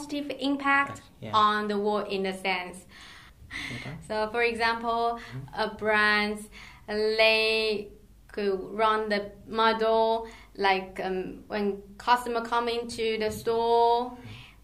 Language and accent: English; Taiwan; moved away; I originally from Taiwan and I grew up there.